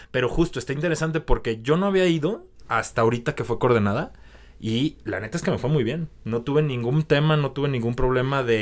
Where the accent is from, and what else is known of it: Guadalajara, Jalisco, Mexico; born or raised there; moved away